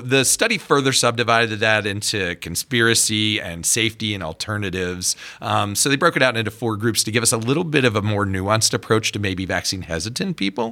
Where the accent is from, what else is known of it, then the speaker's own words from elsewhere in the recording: Pittsburgh, Pennsylvania, United States; pediatrician, born and raised in Pittsburgh, stayed there